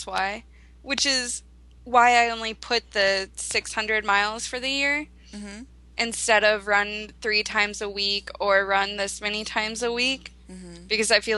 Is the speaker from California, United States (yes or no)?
no; Sarasota, Florida, United States; which is in my hometown